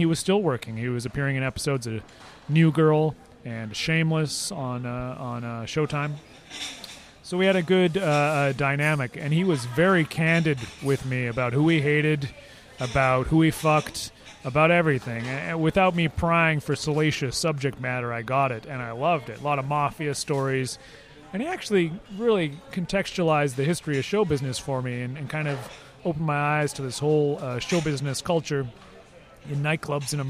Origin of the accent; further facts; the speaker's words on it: Vancouver, British Columbia, Canada; I was from Vancouver